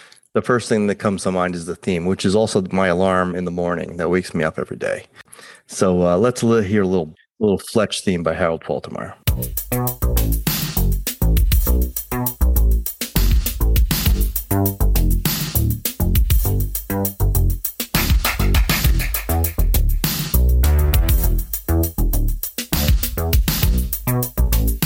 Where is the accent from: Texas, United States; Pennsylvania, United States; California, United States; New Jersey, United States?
New Jersey, United States; being from New Jersey